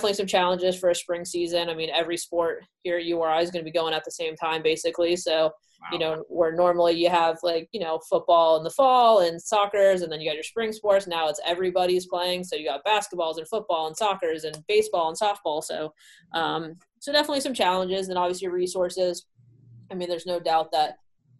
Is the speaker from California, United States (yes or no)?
yes; Southern California, United States; now in Rhode Island, United States; I was born in Southern California, so I live pretty close to the beach.